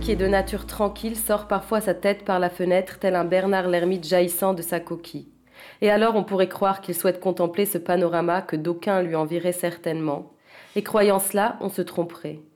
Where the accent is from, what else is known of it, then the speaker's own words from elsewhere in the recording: Zurich, Switzerland; first language French; moved away as an adult; also born or lived in Vienna / Paris; Comme j'ai grandi à Zurich, j'ai tout d'abord écrit en allemand